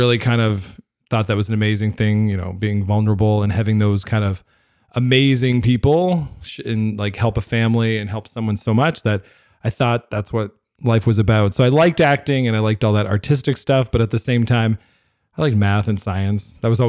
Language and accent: English; East Coast, United States; now in Winnipeg, Canada; I am not from Winnipeg. So I grew up on the East Coast, kind of traveled all over the world